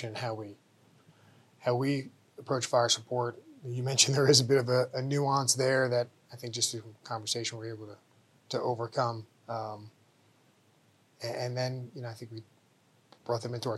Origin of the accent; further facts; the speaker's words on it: New Jersey, United States; moved away as an adult; also born or lived in Fort Hood, Texas; now in Fort Carson, United States; I'm from New Jersey originally